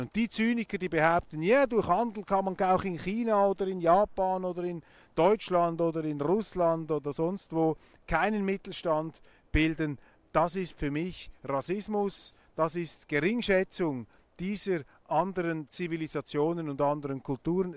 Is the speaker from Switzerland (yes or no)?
yes; Switzerland; als Schweizer